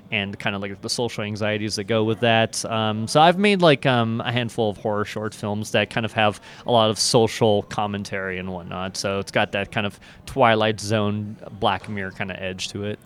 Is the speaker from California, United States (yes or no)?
no; Everett, Washington, United States; also born or lived in Seattle; I was, um, born and raised in Everett, Washington, and then, um, moved out to Seattle, um, right after high school